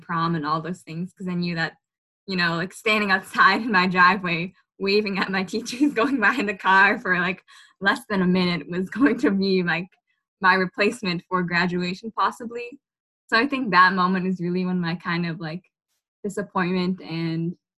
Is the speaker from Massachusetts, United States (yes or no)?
yes; Malden, Massachusetts, United States; I'm from Malden. I just graduated from Malden High this year